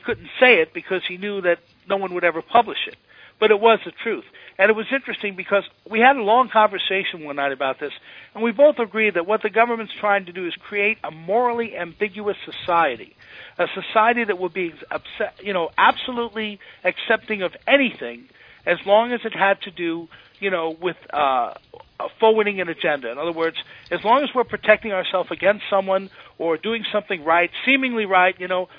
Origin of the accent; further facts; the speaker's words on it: Washington, District of Columbia, United States; In Washington, I'll tell you, I grew up partly in Washington. My father was a general.